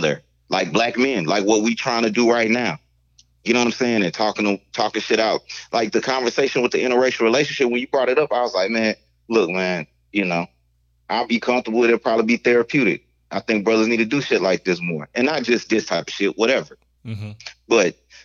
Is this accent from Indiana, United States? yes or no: no; South Louisiana, United States; I'm from the South Louisiana